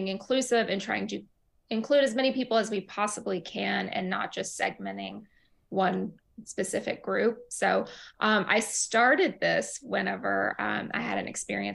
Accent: Ruston, Louisiana, United States; moved away as an adult; also born or lived in Tehran, Iran; now in Brooklyn, New York, United States; I grew up in a very small southern town in Louisiana called Ruston

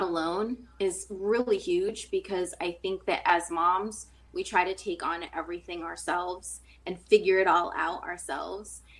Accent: Taunton, Massachusetts, United States; moved away as an adult; now in California, United States; born and raised in Massachusetts, well, Taunton, Mass

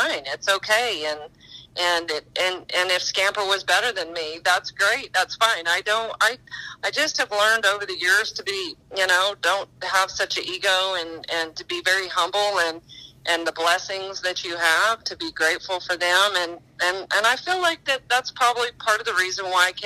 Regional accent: northeast New Mexico, United States; I grew up in New Mexico, in northeast New Mexico

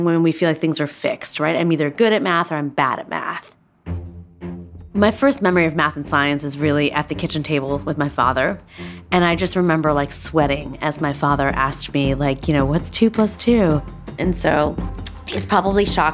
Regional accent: Schaumburg, Illinois, United States; growing up, like, in a Midwestern town in the 1980s, being brown

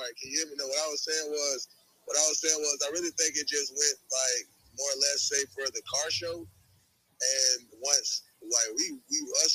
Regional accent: Florida, United States; Like, bitch, I'm from Florida. Straight up.

